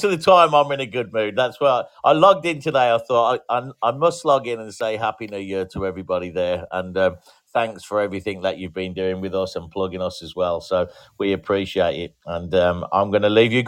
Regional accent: Birmingham, West Midlands, United Kingdom; moved away as an adult; also born or lived in Canary Islands; now in Tenerife, Spain; Originally, we come from Birmingham, which is central England

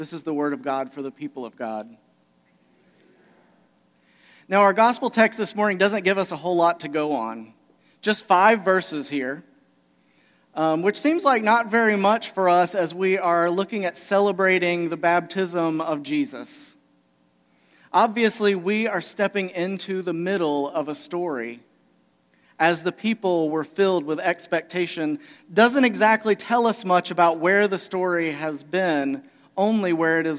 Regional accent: Georgia, United States; moved away; also born or lived in Michigan; I'm originally here from Georgia

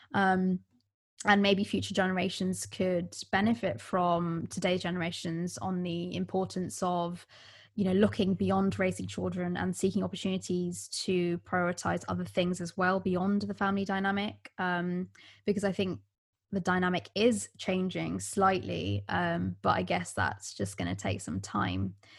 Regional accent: London, United Kingdom; first language Bengali; English is a second language; moved away; also born or lived in Florida; having been born in East London to a typically very South Asian area

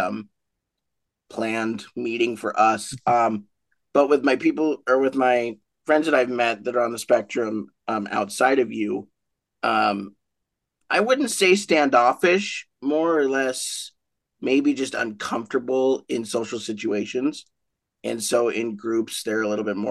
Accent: Great Falls, Montana, United States; now in Billings, United States; I'm from Montana. I was born in Great Falls. Now I live here in Billings and have for 17 years.

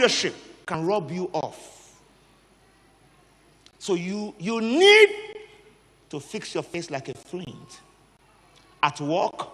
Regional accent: Nigeria; as a Nigerian

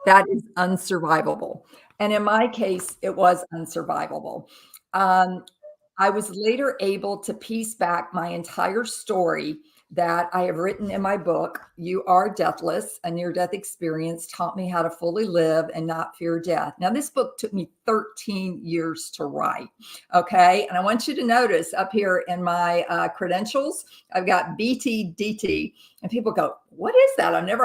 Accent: Jackson, Mississippi, United States; moved away as an adult; also born or lived in Colorado Springs, Colorado; I grew up in Jackson, Mississippi, which is part of the Bible Belt

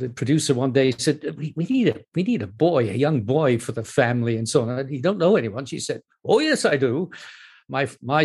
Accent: Canada; accent: North American; moved away as an adult; also born or lived in United States; now in United Kingdom; And it was partly in Canada, partly in the US. And I came back sounding American, or North American at any rate.

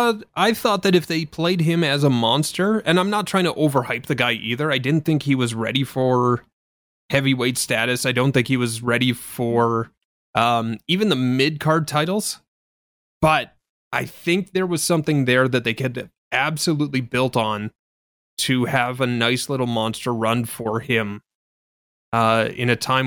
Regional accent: Canada; Sorry, the 5 kilograms, because I'm Canadian, eh?

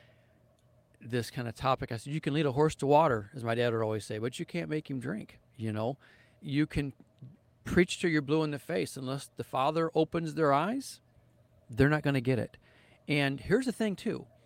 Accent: St. Louis, Missouri, United States; moved away as an adult; also born or lived in Costa Rica; now in Arkansas, United States; we live down in Arkansas now and we are from the St. Louis area

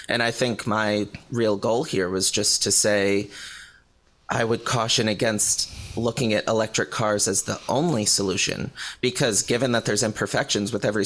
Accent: Connecticut, United States; moved away as an adult; also born or lived in Boston; now in California, United States; I grew up in Connecticut, so I was very familiar with New York City, went to college in Boston

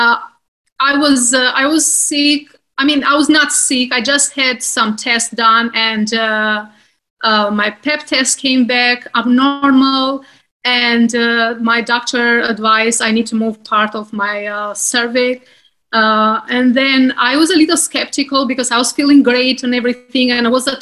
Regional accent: Albania; moved away; I grew up in Albania, and we have Mediterranean healthy diet

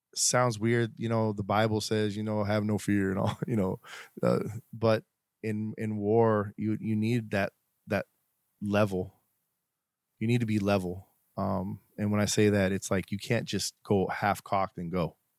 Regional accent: Colorado, United States; also born or lived in Cortez, Colorado / Englewood, Colorado / Aurora, Colorado; I'm actually originally from Colorado

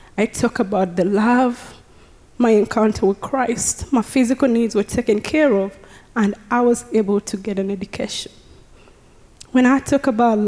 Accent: Uganda; now in Texas, United States; I was born and raised in Uganda

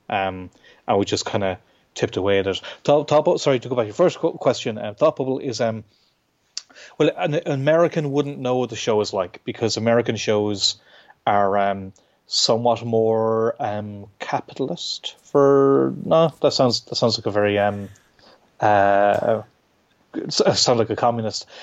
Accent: Clare, Munster, Ireland; also born or lived in Limerick; I'm from Clare, which is fairly near to Limerick

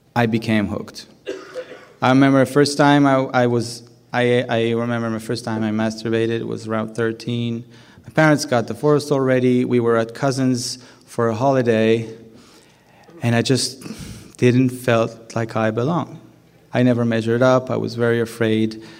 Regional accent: Jerusalem, Jerusalem District, Israel; I grew up in Jerusalem

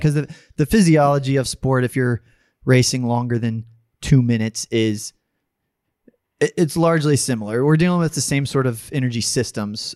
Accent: Dallas, Texas, United States; also born or lived in Austin, Texas; now in San Antonio, United States; I grew up mostly in Texas.

